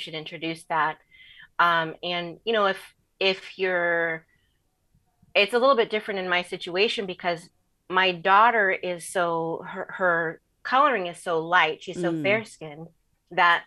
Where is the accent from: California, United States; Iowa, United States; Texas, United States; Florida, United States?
California, United States; Southern; growing up in Southern California